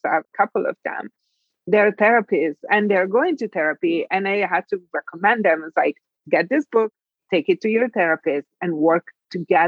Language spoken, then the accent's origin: English; Italy; moved away as an adult; I'm from Italy. In my country, I was born and raised. I left when I was 19